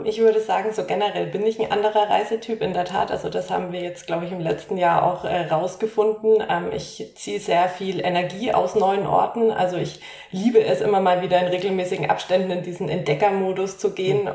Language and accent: German; Nuremberg, Bavaria, Germany; moved away as an adult; komme ebenfalls aus, ebenfalls aus Nürnberg. Also Lisa und ich kennen uns gefühlt ewig seit der Grundschule